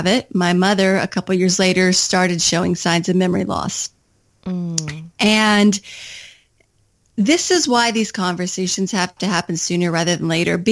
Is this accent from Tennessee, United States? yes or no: no; Kentucky, United States; moved away as an adult; also born or lived in Washington, D.C.; I had just moved back from Washington, D.C. to my home state of Kentucky